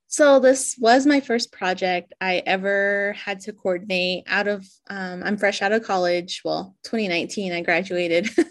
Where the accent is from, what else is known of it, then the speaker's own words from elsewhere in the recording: Shiprock, New Mexico, United States; I'm originally from Chibrock, New Mexico, where I live and work